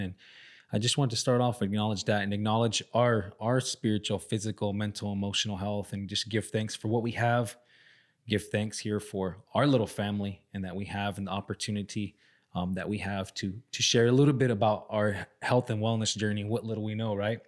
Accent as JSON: {"language": "English", "area": "Salt River reservation, near Scottsdale, Phoenix", "region": "Arizona", "country": "United States", "tie": "born or raised there", "said": "our reservation where I grew up is right outside of uh, the city of Scottsdale in Phoenix"}